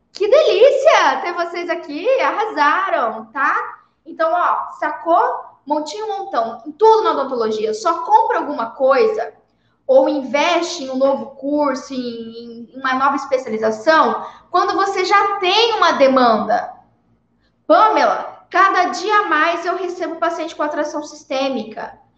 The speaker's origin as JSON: {"language": "Portuguese", "region": "Paraná", "country": "Brazil", "tie": "born there", "said": "Não sei nem por que, que eu nasci no Paraná, né, Cris?"}